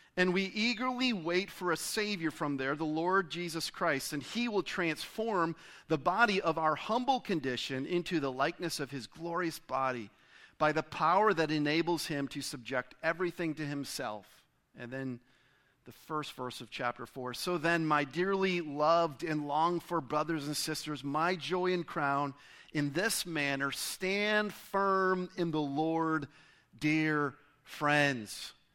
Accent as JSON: {"language": "English", "town": "Pontiac", "region": "Michigan", "country": "United States", "tie": "born or raised there", "said": "I was born in Pontiac, Michigan"}